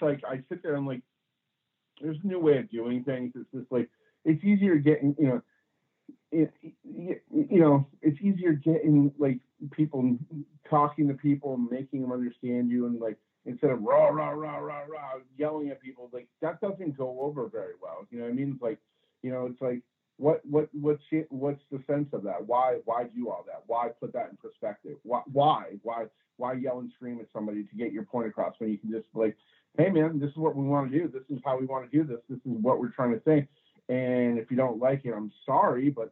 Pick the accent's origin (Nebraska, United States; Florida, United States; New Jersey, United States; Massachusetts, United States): Massachusetts, United States; Springfield; moved away as an adult; now in Portland, United States; I was born in Springfield, Massachusetts. My father was recreation director of Springfield, Massachusetts. We lived in, Forest Park